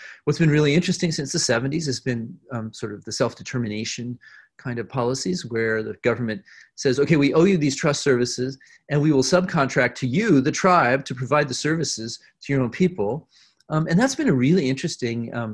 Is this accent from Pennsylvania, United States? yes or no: no; Boulder, Colorado, United States; growing up in Boulder, Colorado